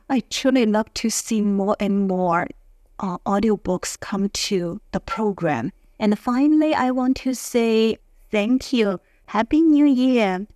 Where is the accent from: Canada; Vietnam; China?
China; Beijing; I'm from Beijing.